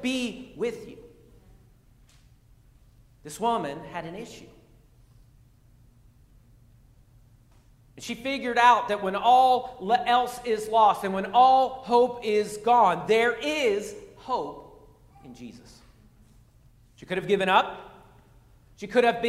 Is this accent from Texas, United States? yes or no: no; Pennsylvania, United States; moved away; I'm from Pennsylvania